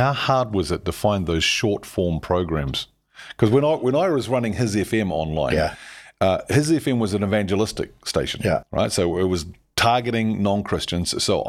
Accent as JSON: {"language": "English", "country": "New Zealand", "said": "as a Kiwi"}